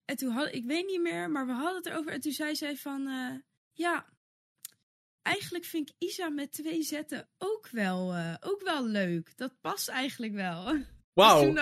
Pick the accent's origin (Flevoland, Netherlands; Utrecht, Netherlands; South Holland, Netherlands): South Holland, Netherlands; Wassenaar; also born or lived in The Hague; toen ben ik gaan wonen in, in Wassenaar. Of eh, tenminste, daar ben ik dan dus opgegroeid.